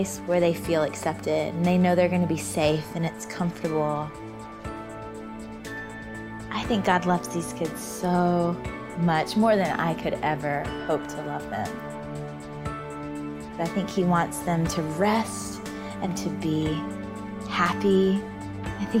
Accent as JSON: {"language": "English", "region": "Georgia", "country": "United States", "tie": "born or raised there", "said": "I grew up in Georgia, mostly at my grandmother's house"}